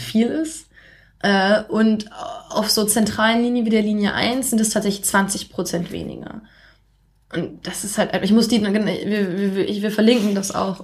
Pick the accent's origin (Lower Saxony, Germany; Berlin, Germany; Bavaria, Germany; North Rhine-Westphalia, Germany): Lower Saxony, Germany; near Osnabrück; moved away as an adult; also born or lived in Shanghai, China; now in Beijing, China; Also ich komme aus der Nähe von Osnabrück